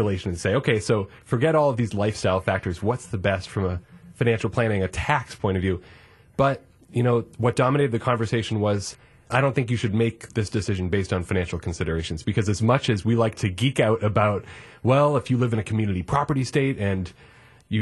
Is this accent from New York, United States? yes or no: no; Massachusetts, United States; moved away as an adult; now in Wisconsin, United States; I'm a transplant here to Wisconsin. So I actually grew up in Massachusetts